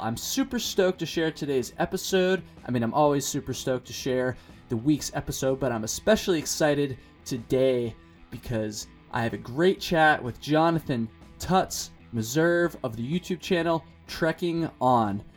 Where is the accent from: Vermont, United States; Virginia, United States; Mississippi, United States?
Vermont, United States; I'm from Vermont